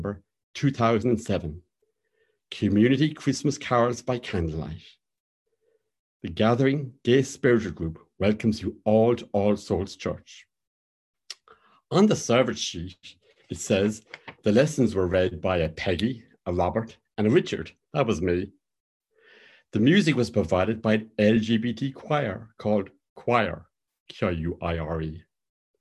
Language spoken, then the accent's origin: English; Cork, Munster, Ireland; now in Belfast, United Kingdom; my hometown of Cork